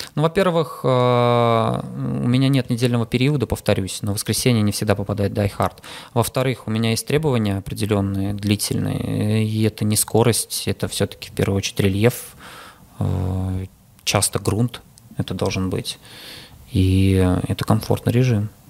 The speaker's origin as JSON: {"language": "Russian", "region": "Saint Petersburg", "country": "Russia", "said": "я питерский"}